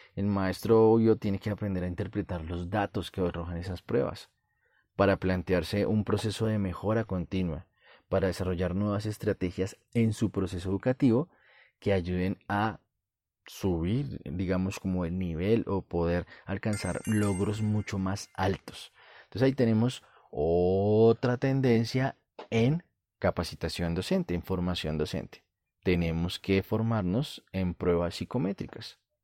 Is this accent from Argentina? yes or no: no; Colombia; En mi país, Colombia